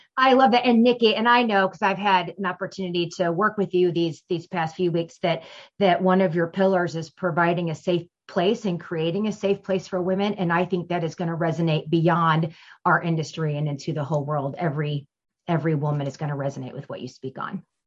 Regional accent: St. Louis, Missouri, United States; I'm from St. Louis, Missouri

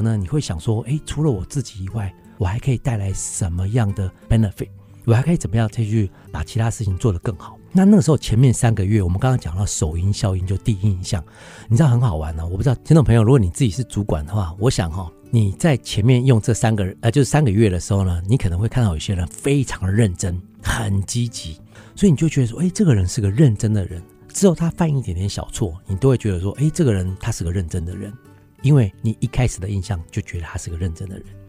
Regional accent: Taiwan; also born or lived in London, United Kingdom; 我come from Taiwan啊

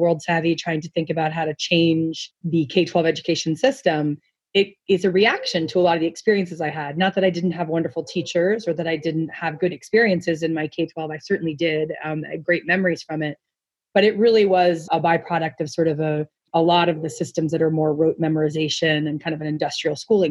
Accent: New Jersey, United States; also born or lived in New York; I was born in New Jersey

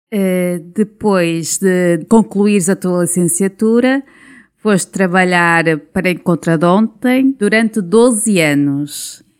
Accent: Esposende, Norte, Portugal; eu sou de Esposende.

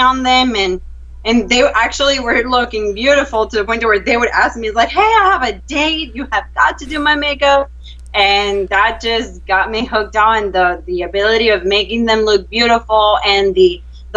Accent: Venezuela; moved away as an adult; now in Texas, United States; Well, I am originally from Venezuela. I've been here in the U.S. for 10 years

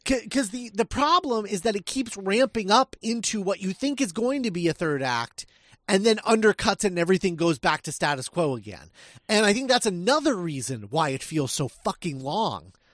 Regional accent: Midwest, United States; I was raised in the Midwest

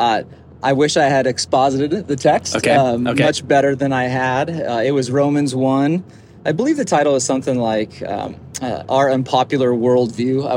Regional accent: Longmont, Colorado, United States; moved away as an adult; now in Livermore, United States; So I'm from Colorado originally, born and raised. A town called Longmont, lived most of my life there

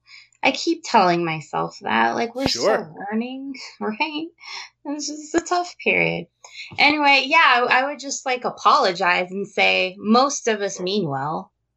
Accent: New Mexico, United States; also born or lived in Las Vegas; Well, I grew up in New Mexico. We ended up moving to Las Vegas. My family almost moved to Roswell.

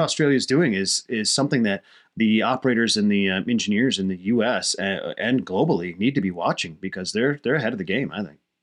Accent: United States; as an American society

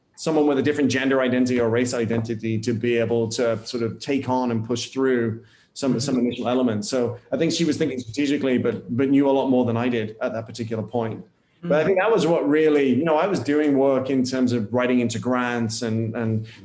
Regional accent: United Kingdom; moved away as an adult; now in United States; as a Brit or a European arriving in the US

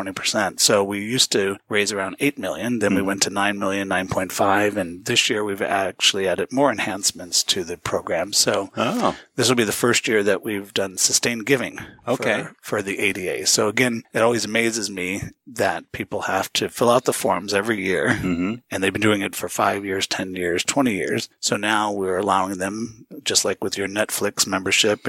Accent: St. Louis, Missouri, United States; moved away as an adult; also born or lived in Los Angeles / Northern California / Manhattan; I grew up in the Midwest in St. Louis

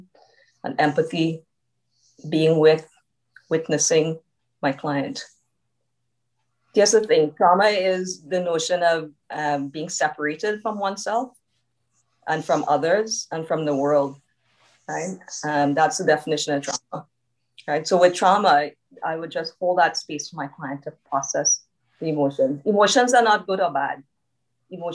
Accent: Trinidad & Tobago; now in Canada; being Trinidadian, I grew up in a close-knit community

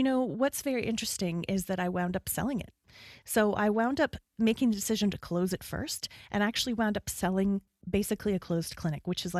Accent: Canada; … identifies as a Canadian. I lead with that. I identify, yes. If my accent isn't the biggest giveaway

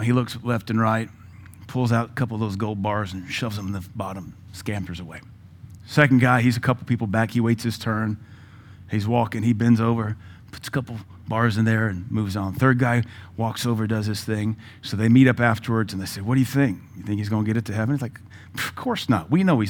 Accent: the South, United States; I mean, I grew up in the South, in this country in the 80s.

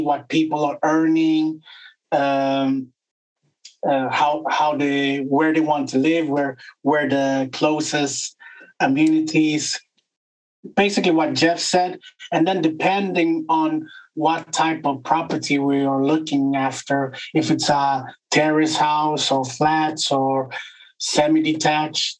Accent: Sweden; I'm from Sweden.

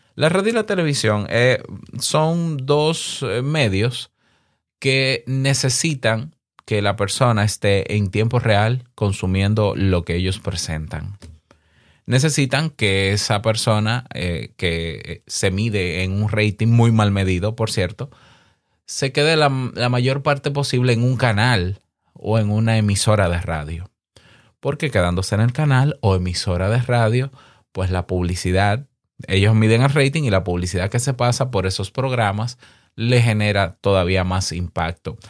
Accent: Dominican Republic; En mi país, en República Dominicana

